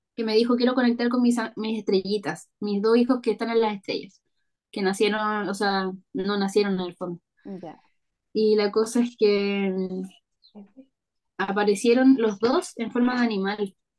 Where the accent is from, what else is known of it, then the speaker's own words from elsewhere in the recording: Parral, Maule, Chile; moved away; also born or lived in Santiago; Yo soy del Maule, ya. de un pueblito que se llama Parral. Ahí nací y ahí fui al colegio y todo